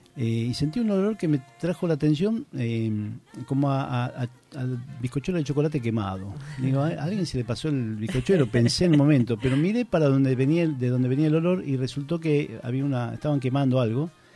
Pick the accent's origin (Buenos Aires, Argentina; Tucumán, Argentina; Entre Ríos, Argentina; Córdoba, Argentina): Buenos Aires, Argentina; moved away as an adult; now in Santiago del Estero, Argentina; yo me crié en Buenos Aires y me eduqué con otras culturas de alimentos